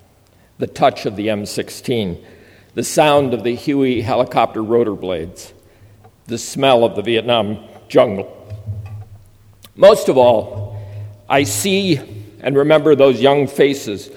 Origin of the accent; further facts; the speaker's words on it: Minnesota, United States; moved away; teaching high school in my home state of Minnesota.